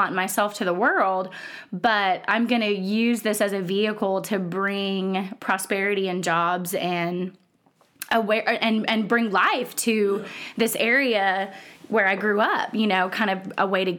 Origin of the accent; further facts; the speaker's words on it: East Tennessee, United States; I'm from East Tennessee. I grew up in this area.